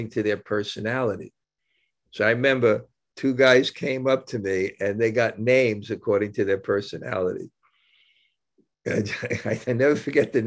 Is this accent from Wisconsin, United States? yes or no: no; New York, United States; I grew up in New York